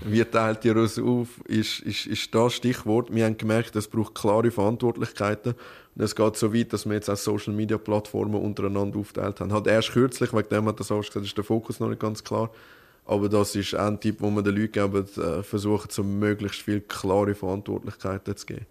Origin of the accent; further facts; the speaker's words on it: Winterthur, Zurich, Switzerland; wir sind ja aus Winterthur